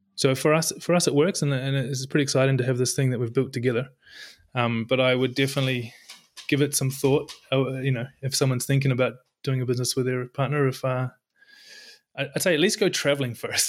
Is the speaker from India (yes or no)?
no; New Zealand; moved away as an adult; also born or lived in Europe; now in Norway; I'm from New Zealand, but lived in Europe, I don't know, close to ten years now and found our way to Norway